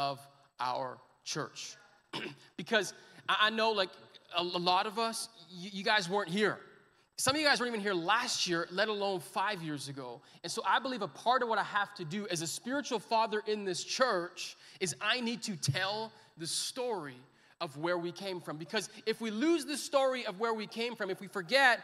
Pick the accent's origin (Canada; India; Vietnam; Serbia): Canada; Edmonton, Alberta; I'm born and bred in Edmonton